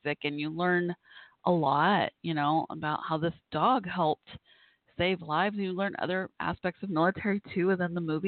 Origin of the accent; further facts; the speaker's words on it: United States; I'm a civilian, and you know, from America, and here myself, I'm in Texas